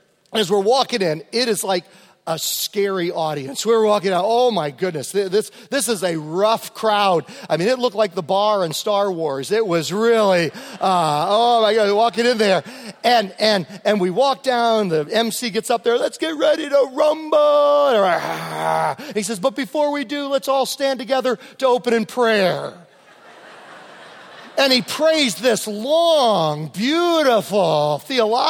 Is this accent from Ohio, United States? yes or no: no; Virginia, United States; also born or lived in Chicago / Boston / New York / California; now in Montana, United States; I grew up in the Bible Belt in Virginia.